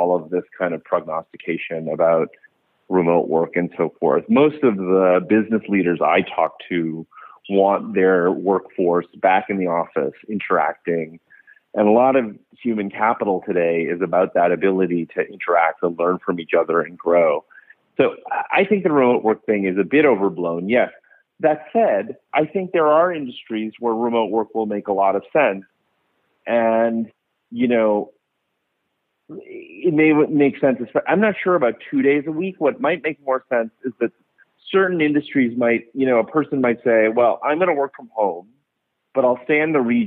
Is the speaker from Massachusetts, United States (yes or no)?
yes; suburbs of Boston, Massachusetts, United States; moved away as an adult; also born or lived in Calcutta, India / New York City; now in San Francisco Bay Area, United States; I was born in Calcutta, but then I grew up in the suburbs of I mainly grew up in the suburbs of Boston